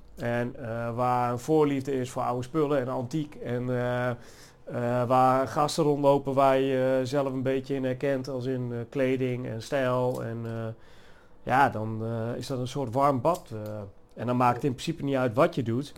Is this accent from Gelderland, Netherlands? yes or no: yes; Achterhoek, Gelderland, Netherlands; moved away; En ik kom oorspronkelijk uit de Achterhoek. En in de Achterhoek word je al wat meer opgevoed met rockmuziek